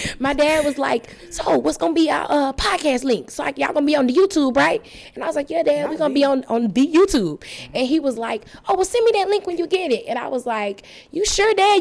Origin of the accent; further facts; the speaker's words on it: Tuscaloosa, Alabama, United States; I'm from Tuscaloosa, Alabama